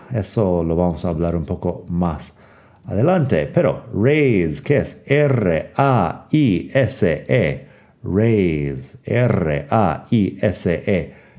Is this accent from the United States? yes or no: yes; United States; moved away; also born or lived in Madrid; soy de Estados Unidos